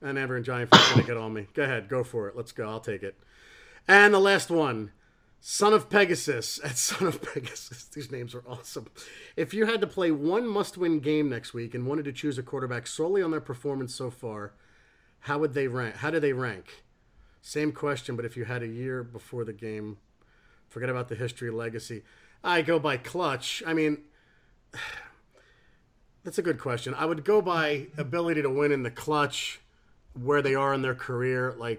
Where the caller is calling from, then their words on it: England, United Kingdom; I'm ringing in from England.